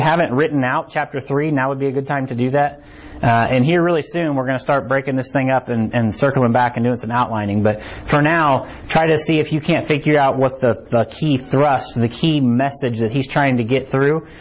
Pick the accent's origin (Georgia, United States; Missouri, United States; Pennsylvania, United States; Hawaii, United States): Missouri, United States; Harrisonville; I'm from Harrisonville too